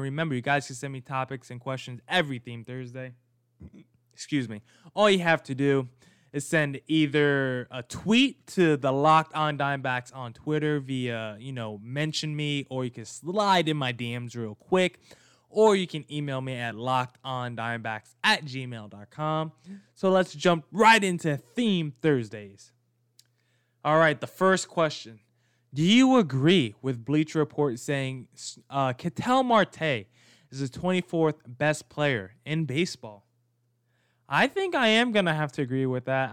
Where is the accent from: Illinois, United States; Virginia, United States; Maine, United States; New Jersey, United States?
New Jersey, United States; I'm from Jersey as well.